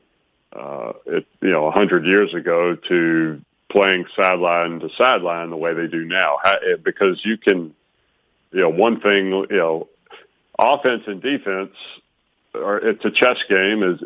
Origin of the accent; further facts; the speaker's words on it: Alabama, United States; I grew up in Alabama